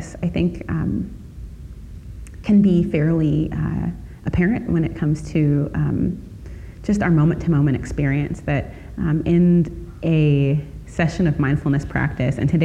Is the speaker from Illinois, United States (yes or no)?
yes; Chicago, Illinois, United States; I grew up in Chicago